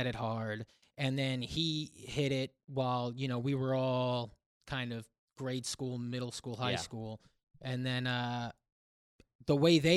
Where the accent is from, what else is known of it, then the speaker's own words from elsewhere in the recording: Pequannock, New Jersey, United States; also born or lived in Paterson, New Jersey; then moved to a small town, Pequannock